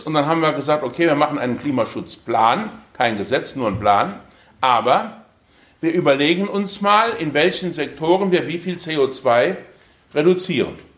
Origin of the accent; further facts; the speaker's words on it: Ensdorf, Saarland, Germany; also born or lived in Aachen; Ich komme aus dem Saarland, im Saarland fließt die Saar